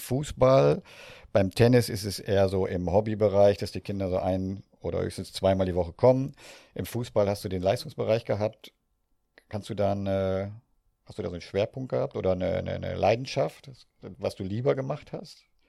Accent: Northern Germany, Germany; wie ich groß geworden ja, bin. in Norddeutschland, wie man an meinem Dialekt sicher hört

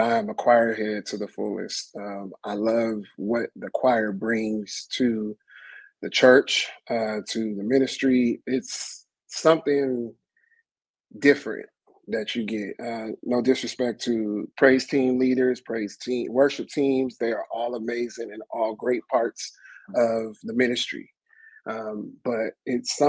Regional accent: Sacramento, California, United States; moved away as an adult; now in Los Angeles, United States; I am originally from Sacramento, California, and moved to Los Angeles about almost 20 years ago

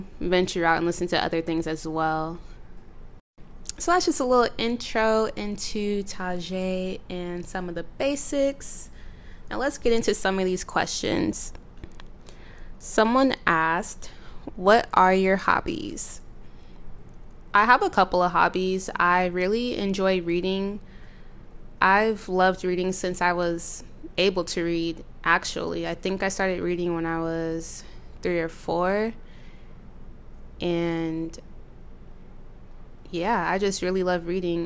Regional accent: San Jose, California, United States; moved away as an adult; now in Sacramento, United States; I currently reside in Sacramento, California, but I was primarily raised in the Bay, San Jose to be exact

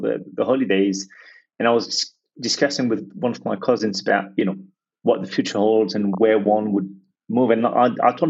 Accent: Lyon, Auvergne-Rhône-Alpes, France; English is a second language; moved away as an adult; also born or lived in London, United Kingdom / Australia; I was born and raised in France, so I am French, and don't hold it against me. I have no say in the matter, it just happened that way. So I'm a very proud native of Lyon, in France, where I grew up.

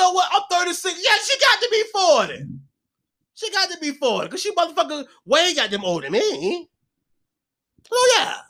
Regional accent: Chicago, Illinois, United States; moved away; I'm from Stateway motherfucking Projects in Chicago, Illinois

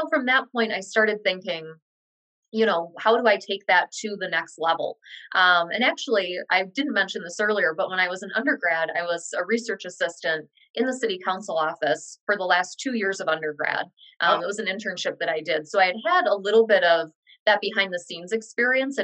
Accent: Dearborn, Michigan, United States; I did grow up in Dearborn on the east end of town

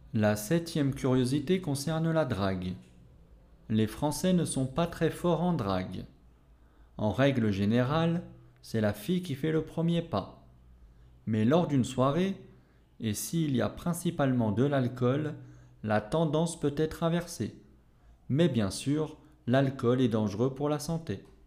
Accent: France; je suis français

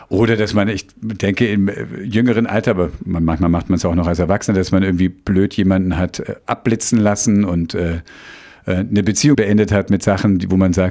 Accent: Bavaria, Germany; ich dachte mir, nun bin ich schon in Bayern aufgewachsen, habe aber leider kein Wort verstanden.

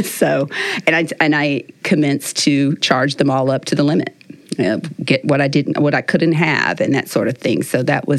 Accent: Los Angeles, California, United States; My father is from Cuba, and he migrated here before Castro took over. I grew up in Los Angeles, California. I had two brothers and a sister. I'm the second oldest.

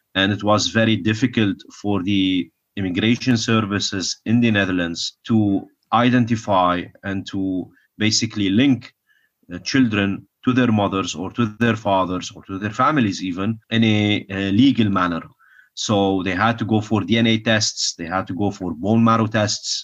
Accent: Kuwait; I was born in Kuwait

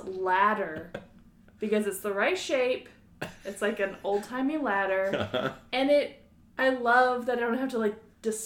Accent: Oregon, United States; I grew up in Oregon, which is known for cutting down trees.

